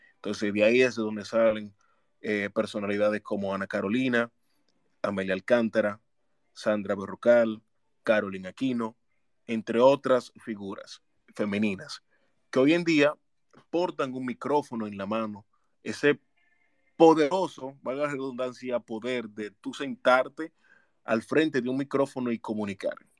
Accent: La Romana, Dominican Republic; de Santo Domingo y de mi ciudad natal, La Romana

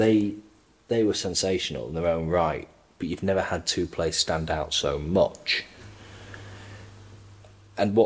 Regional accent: Welsh, Wales, United Kingdom; as a Welshman

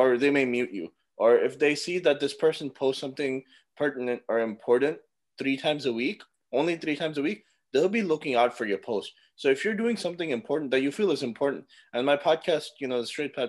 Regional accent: North Carolina, United States; I'm from North Carolina. I was born and raised here. I live near Charlotte in a town called Gastonia.

